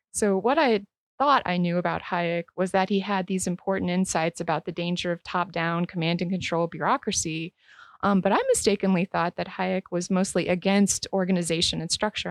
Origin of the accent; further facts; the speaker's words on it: Northeast Ohio, United States; moved away; originally, I'm from Northeast Ohio